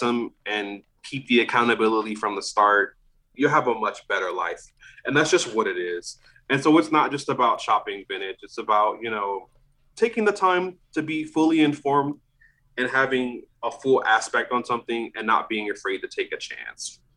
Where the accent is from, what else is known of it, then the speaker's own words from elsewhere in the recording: New Orleans, Louisiana, United States; moved away as an adult; now in Austin, United States; I'm from New Orleans